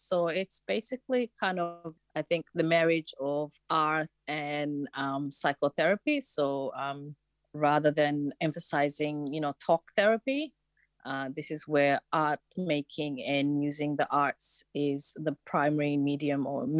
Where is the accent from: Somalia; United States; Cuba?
Somalia; born there; moved away; I was born in Somalia, but I came in here as in 1993 as a refugee.